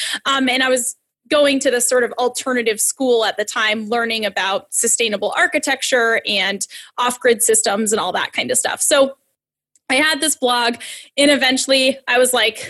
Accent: Massachusetts, United States; I'm from Massachusetts

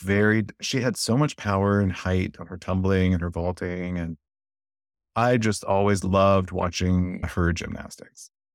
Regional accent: North Alabama, United States; I grew up in North Alabama

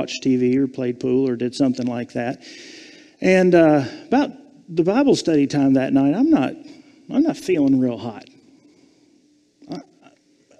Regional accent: Savannah, Georgia, United States; I was born and raised in Savannah, Georgia

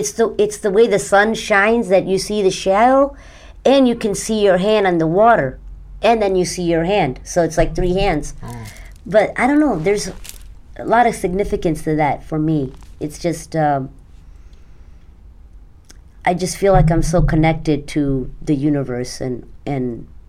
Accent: Mumbai, Maharashtra, India; born there; I was born in Mumbai.

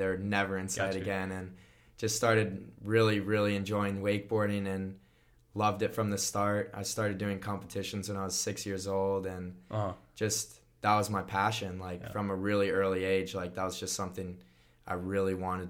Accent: United States; I grew up on Lake Minnehaha, so that was a big pull.

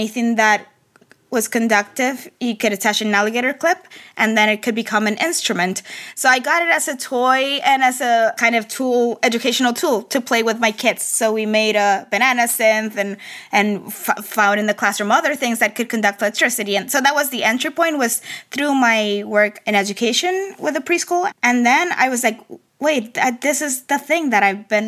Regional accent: Carolina, Puerto Rico; moved away; I grew up in Carolina, which is like the kind of the center of reggaeton

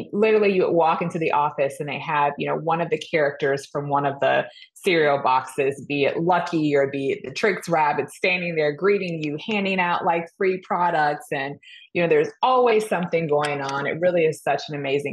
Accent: Georgia, United States; moved away as an adult; also born or lived in Florida / North Carolina; I grew up in Georgia

